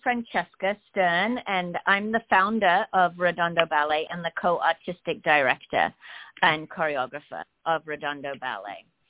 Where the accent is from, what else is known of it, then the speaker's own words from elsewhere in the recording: England, United Kingdom; moved away as an adult; also born or lived in London, England; now in Los Angeles, United States; I'm from England